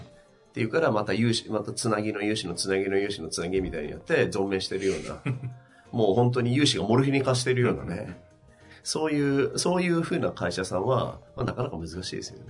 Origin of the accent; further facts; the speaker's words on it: Tsubame-Sanjo, Niigata, Japan; 僕のふるさとの新潟県燕三条